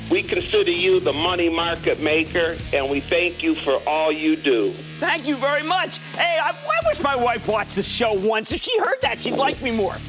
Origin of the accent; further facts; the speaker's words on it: New Jersey, United States; New Jersey, my home state